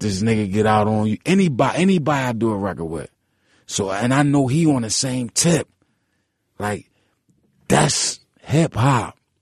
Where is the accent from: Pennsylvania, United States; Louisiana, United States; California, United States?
Pennsylvania, United States; Philadelphia; I was from South Philly